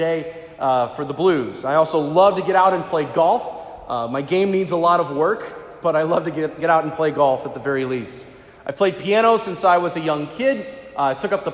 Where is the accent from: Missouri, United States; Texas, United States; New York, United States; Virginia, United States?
Missouri, United States; Florissant; I'm a St. Louis native. I grew up in St. Ferdinand Parish in Florissant, North County, born and raised